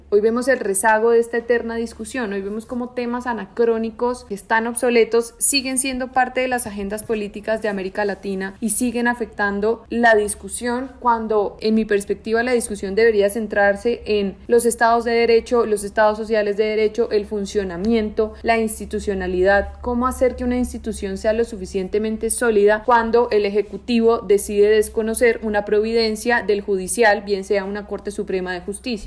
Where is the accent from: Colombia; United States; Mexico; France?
Colombia